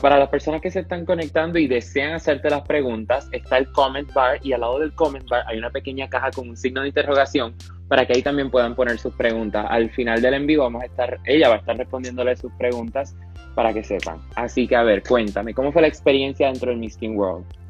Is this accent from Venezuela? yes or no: no; Panama; also born or lived in Ponce, Puerto Rico; nací en Panamá en el 2004, me mudé a Puerto Rico a los 11 meses y medio, hasta mis 4 años